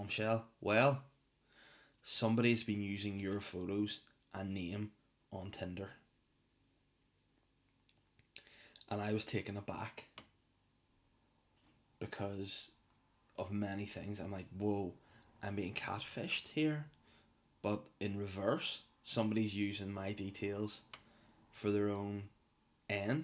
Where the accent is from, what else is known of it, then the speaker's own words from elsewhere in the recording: North Down, Northern Ireland, United Kingdom; moved away as an adult; now in Belfast, United Kingdom; Everyone knows I'm from North Down. That is my place, my spot on this earth, the Gold Coast itself. Hollywood, Crawfordsburn, Bangor, Donaghadee, those joints are my joints.